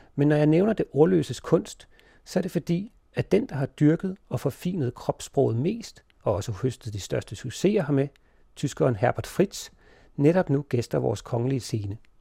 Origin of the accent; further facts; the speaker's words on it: Denmark; vi som danskere